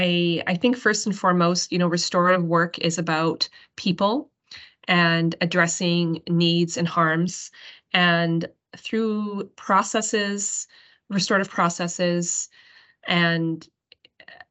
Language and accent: English; British Columbia, Canada; moved away as an adult; also born or lived in New Zealand; now in Alberta, Canada; I wound back up in my hometown in British Columbia before ending up in Alberta